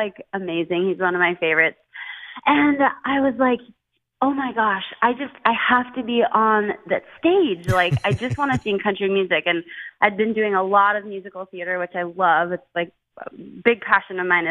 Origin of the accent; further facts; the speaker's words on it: Tacoma, Washington, United States; also born or lived in Los Angeles; I was born and raised in Tacoma, lived my whole life in Tacoma, Washington.